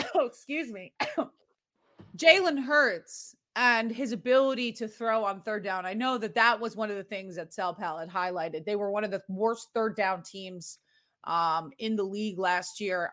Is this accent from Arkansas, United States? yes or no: no; Winchester, Massachusetts, United States; I grew up eight miles north of Boston in a suburb called Winchester, Massachusetts